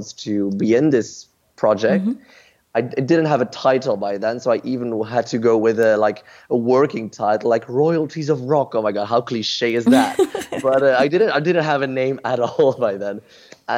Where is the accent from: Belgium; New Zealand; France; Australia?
Belgium; Ghent, Flanders; my hometown of Ghent in Belgium.